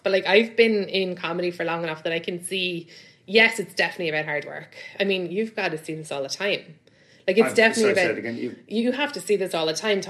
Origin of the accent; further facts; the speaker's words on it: London, United Kingdom; I come from London where, you know, like you do a few shows a week and you get like £60, £100, like not even clubs, just like your friends' shows or whatever.